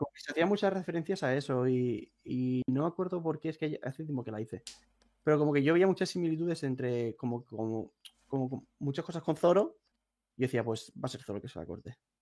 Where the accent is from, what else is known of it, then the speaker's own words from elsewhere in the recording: a town near Valencia, Valencian Community, Spain; yo no soy de Valencia ciudad, soy de un pueblo